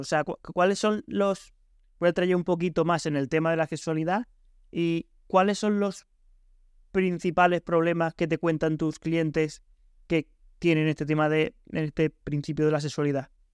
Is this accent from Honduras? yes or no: no; Spain; mi pueblo de España